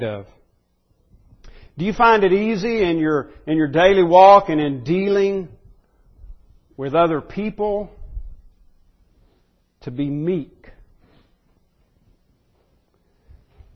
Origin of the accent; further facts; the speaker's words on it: United States